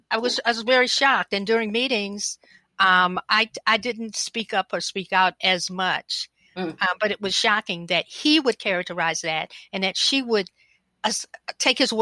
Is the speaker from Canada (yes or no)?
no; the South, United States; I'm a Southerner